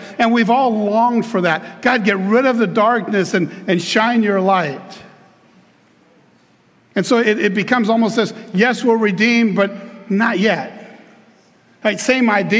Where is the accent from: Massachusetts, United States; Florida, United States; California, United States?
Florida, United States; Clearwater; I'm from Clearwater. Okay, so here I am, a kid from Clearwater